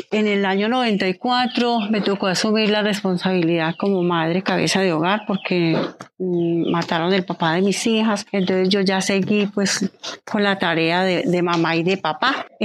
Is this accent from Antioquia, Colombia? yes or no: no; Pijao, Quindío, Colombia; Soy del campo, yo soy criada acá, yo soy de acá de Pijao. Hace 34 años vivo acá en esta casa.